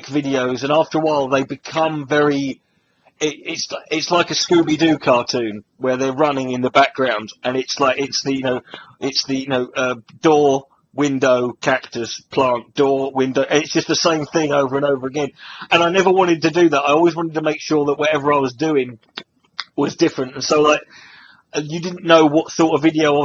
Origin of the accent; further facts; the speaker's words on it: United Kingdom; I grew up in Britain